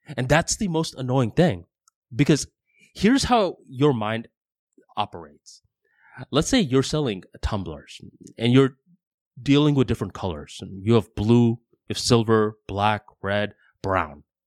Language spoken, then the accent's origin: English; United States; I am an American.